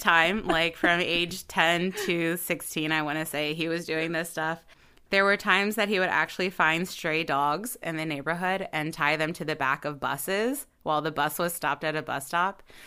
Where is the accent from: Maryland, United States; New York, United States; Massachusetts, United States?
Maryland, United States; Baltimore